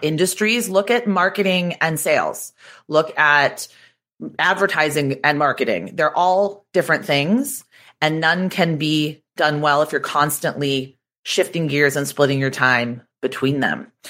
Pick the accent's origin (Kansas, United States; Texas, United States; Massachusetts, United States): Massachusetts, United States; Boston; moved away as an adult; also born or lived in New York City; I'm from Boston. I went to Boston University.